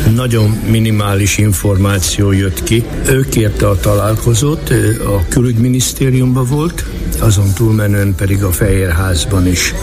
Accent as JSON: {"language": "Hungarian", "country": "Hungary", "also_born_or_lived": "Germany / United States", "moved": "yes", "said": "Németországon keresztül jöttem, de valójában magyar vagyok"}